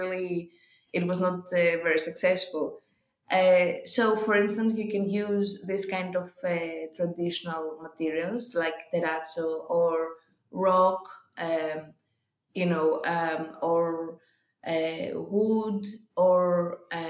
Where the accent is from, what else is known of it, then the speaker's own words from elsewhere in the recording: Athens, Attica, Greece; I was born and raised in Athens, but my village is near Sparta